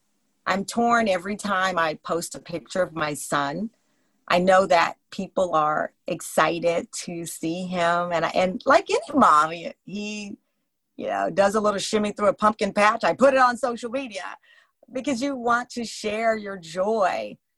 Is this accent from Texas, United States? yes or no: yes; Luling, Texas, United States; I'm from Texas. I don't have that type of personality.